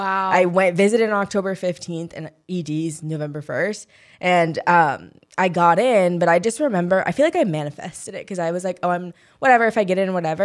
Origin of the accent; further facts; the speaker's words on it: St. Louis, Missouri, United States; moved away as an adult; I'm from St. Louis. I'm not from like the most fun city in the world